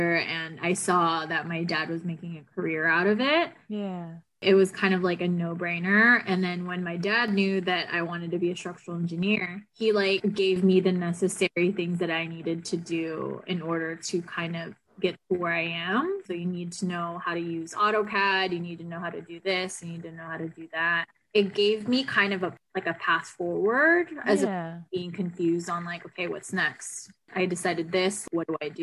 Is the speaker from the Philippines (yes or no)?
yes; Philippines; moved away; I grew up in the Philippines